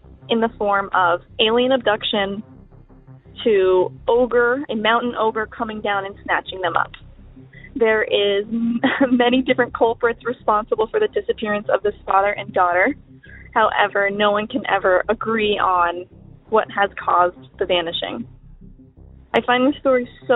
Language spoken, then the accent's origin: English; New York, United States; I am from New York